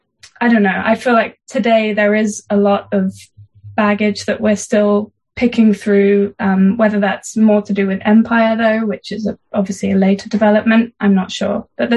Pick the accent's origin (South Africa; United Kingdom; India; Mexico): United Kingdom